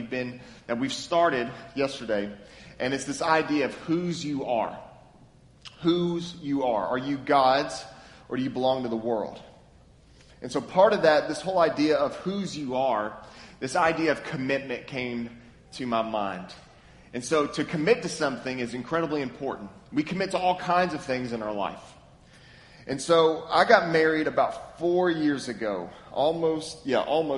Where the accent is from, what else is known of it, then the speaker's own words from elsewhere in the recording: Lexington, Kentucky, United States; now in Memphis, United States; I'm from Lexington, Kentucky, born and raised.